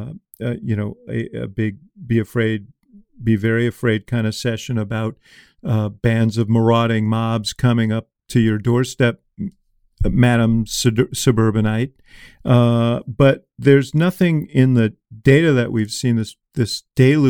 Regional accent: Chicago, Illinois, United States; I come from Chicago

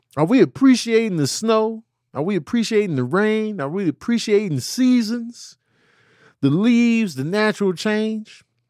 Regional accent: Chicago, Illinois, United States; growing up in Chicago

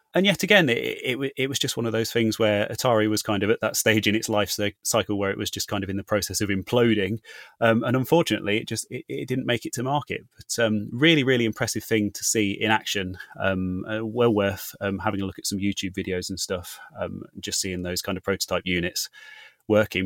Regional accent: Leicester, East Midlands, United Kingdom; my hometown of Leicester

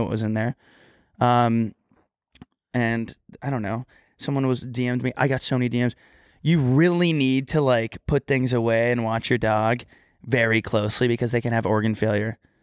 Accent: Texas, United States

